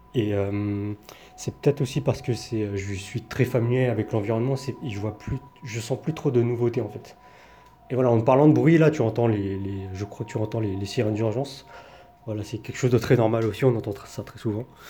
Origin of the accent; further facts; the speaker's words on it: France; now in Taiwan; en tant que Français